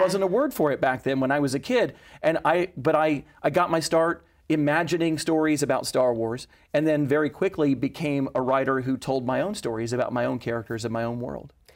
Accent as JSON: {"language": "English", "town": "Knoxville", "region": "Tennessee", "country": "United States", "tie": "born or raised there", "said": "I was born there more than a hundred years later"}